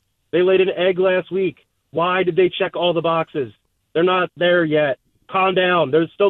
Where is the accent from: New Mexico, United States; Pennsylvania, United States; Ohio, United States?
Pennsylvania, United States; Philadelphia; now in Buffalo, United States; Granted, I am from Philadelphia. I'm an Eagles fan.